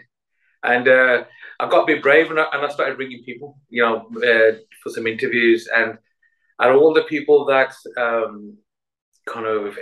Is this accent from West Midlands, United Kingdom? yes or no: yes; West Bromwich, West Midlands, United Kingdom; growing up in West Bromwich